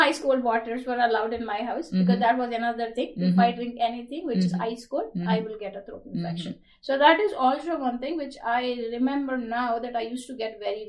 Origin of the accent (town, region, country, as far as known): India; born or raised there; moved away as an adult; now in United States